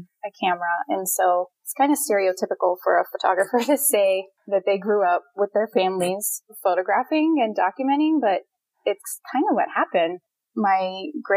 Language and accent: English; Pittsburgh, Pennsylvania, United States; moved away as an adult; also born or lived in Phoenix, Arizona; I'm from Pittsburgh, Pennsylvania